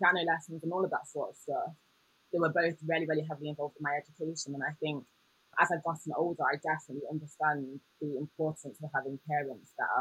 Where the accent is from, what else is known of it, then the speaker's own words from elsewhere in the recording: Nottingham, East Midlands, United Kingdom; moved away as an adult; also born or lived in Birmingham / Cambridge; now in London, United Kingdom; I'm originally from Nottingham, from the East Midlands.